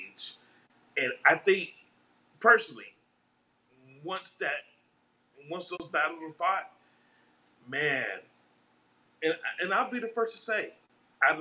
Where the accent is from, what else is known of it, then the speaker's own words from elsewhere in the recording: South Florida, United States; we're all from South Florida.